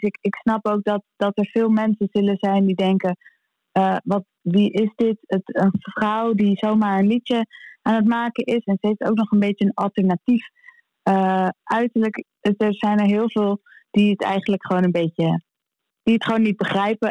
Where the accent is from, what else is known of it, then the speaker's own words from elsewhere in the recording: Amsterdam, North Holland, Netherlands; we als Amsterdammer en als, als, als, eh, Ajaziet